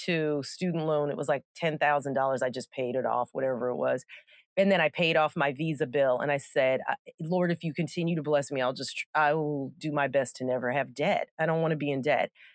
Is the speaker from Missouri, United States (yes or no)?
no; Gaithersburg, Maryland, United States; moved away as an adult; I grew up in Gaithersburg, Maryland